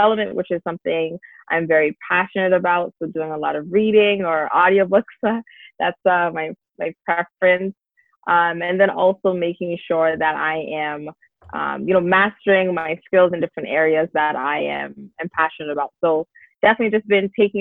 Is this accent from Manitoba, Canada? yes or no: no; Brampton, Ontario, Canada; also born or lived in Toronto / Dallas, Texas; I was born in Toronto, but I spent most of my time in Brampton, actually. So I basically was raised in Brampton most of my life